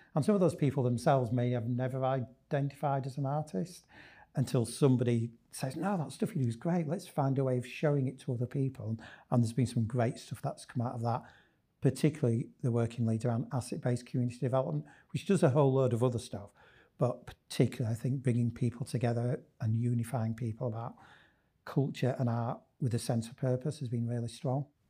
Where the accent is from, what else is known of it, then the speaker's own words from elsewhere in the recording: Leeds, Yorkshire and the Humber, United Kingdom; I'm very much a Leeds lad. Born and bred in Leeds